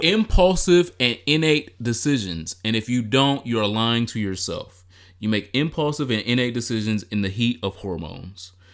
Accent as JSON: {"language": "English", "town": "Detroit", "region": "Michigan", "country": "United States", "said": "I'm from Detroit"}